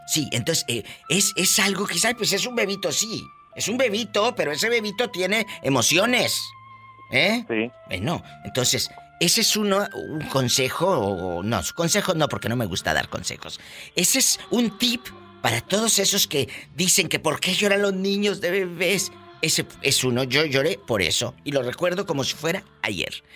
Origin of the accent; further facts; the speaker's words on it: Matamoros, Tamaulipas, Mexico; en mi tierra, Matamoros, hace mucho calor, mucho calor